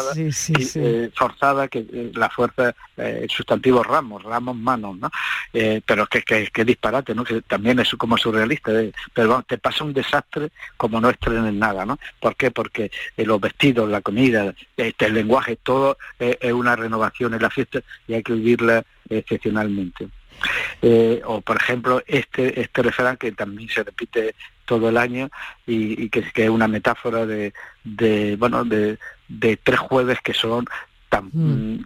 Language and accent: Spanish; Andalusia, Spain; en mi pueblo, yo soy de Uber